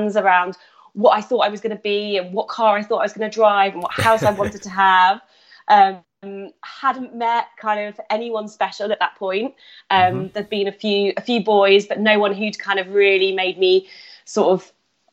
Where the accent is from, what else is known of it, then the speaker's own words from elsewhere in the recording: Nottingham, East Midlands, United Kingdom; also born or lived in South of England; I'm from Nottingham, from Robin's Hood. That's where I kind of grew up and spent my childhood.